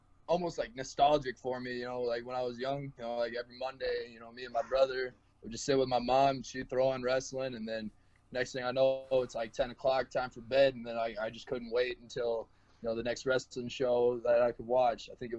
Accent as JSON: {"language": "English", "town": "Valley Springs", "region": "South Dakota", "country": "United States", "tie": "born or raised there", "said": "I grew up in Valley Springs, just a little town. Was like south"}